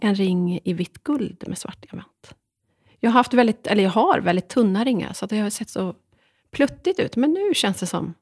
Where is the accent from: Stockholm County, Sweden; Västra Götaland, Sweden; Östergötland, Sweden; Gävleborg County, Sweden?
Västra Götaland, Sweden; Dalsland; två dalslänningar